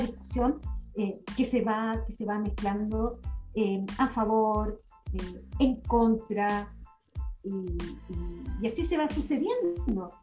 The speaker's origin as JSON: {"language": "Spanish", "town": "Chillán", "region": "Ñuble", "country": "Chile", "said": "yo soy de Chillana, así que más chilena, ¿no? Del Chile profundo"}